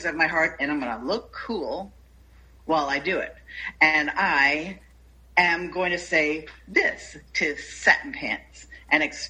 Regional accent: United States

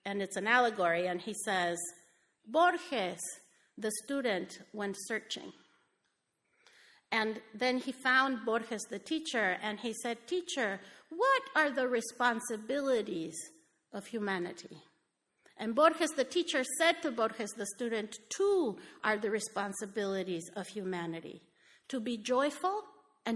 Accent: Mexico; moved away as an adult; I grew up in Mexico. I came here when I was 18

